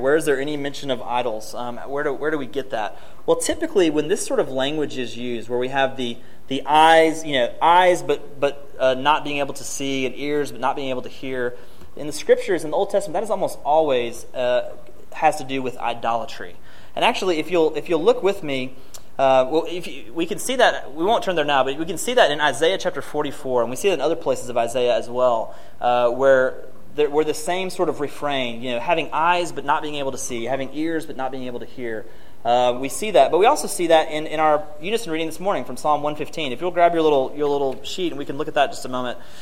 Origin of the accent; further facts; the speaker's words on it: Martin, Tennessee, United States; moved away; near my hometown of Martin.